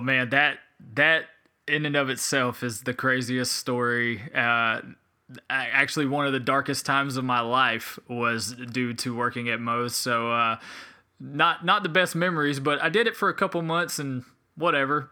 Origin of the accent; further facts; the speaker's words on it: Spartanburg, South Carolina, United States; also born or lived in Hilton Head Island, South Carolina / Beaufort, South Carolina / Anderson, South Carolina / Greenville, South Carolina; my dad's job moved us to Spartanburg, South Carolina, where I have pretty mu-, I, I grew up a majority of my life